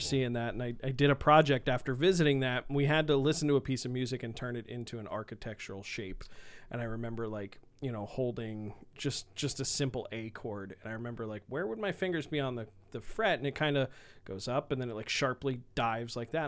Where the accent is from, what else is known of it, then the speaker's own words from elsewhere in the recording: Bethlehem, Pennsylvania, United States; I grew up in, and went to high school in Bethlehem, Pennsylvania